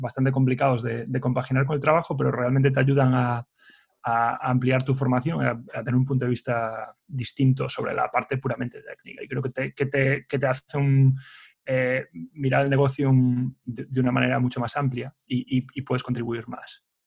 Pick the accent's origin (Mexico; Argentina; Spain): Spain; Ourense, Galicia; moved away as an adult; also born or lived in A Coruña / Dublin, Ireland; en Ourense, que es de donde soy yo originalmente